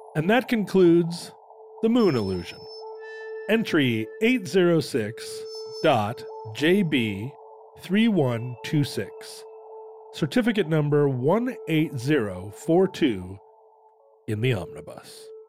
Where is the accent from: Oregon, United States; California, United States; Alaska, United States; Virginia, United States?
Alaska, United States; growing up in Alaska, we would watch the aurora borealis